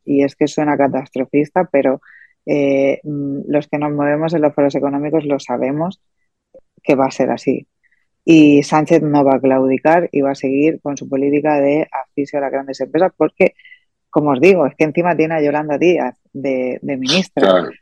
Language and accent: Spanish; Spain